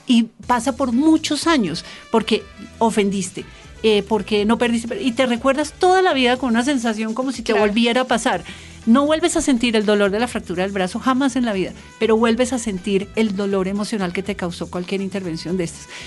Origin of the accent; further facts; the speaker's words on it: Bogotá, Bogotá Capital District, Colombia; yo soy bogotana y hablo diferente